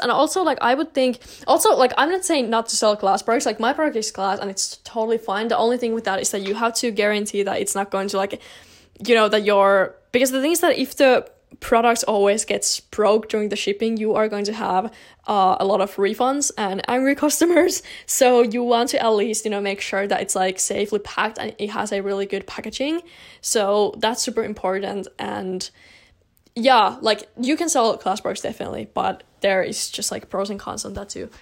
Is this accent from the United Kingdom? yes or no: no; Finland; I'm from Finland personally